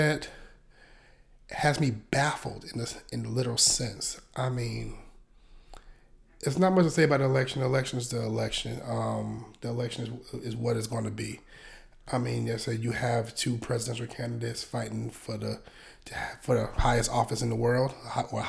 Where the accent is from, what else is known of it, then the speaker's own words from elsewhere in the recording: Hopkins, South Carolina, United States; moved away as an adult; I grew up in the rural area of Columbia, South Carolina. Shout out to Hopkins